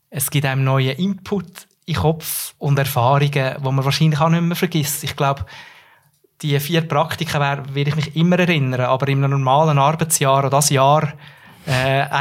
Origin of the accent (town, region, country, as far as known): Central Switzerland, Switzerland